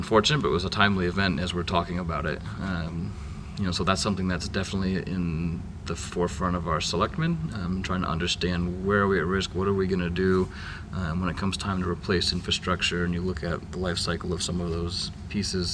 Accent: Vinalhaven, Maine, United States; I'm from Vinyl Haven, Maine

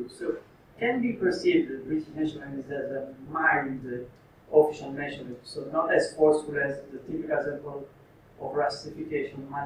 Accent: Sardinia, Italy; moved away; I'm not English, I'm Italian. Uh, I'm from Sardinia.

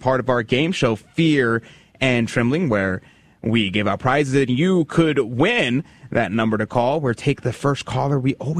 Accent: Houston, Texas, United States; I love Houston. It's a it's where I grew up, born and raised. One of the few Houstonians.

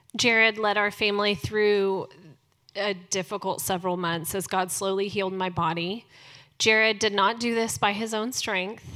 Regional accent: Dallas, Texas, United States; I was born here in Dallas

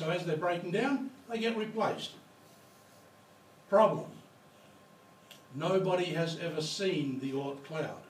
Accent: Mount Gambier, South Australia, Australia; I come from Mount Gambier. I was born and raised in Mount Gambier

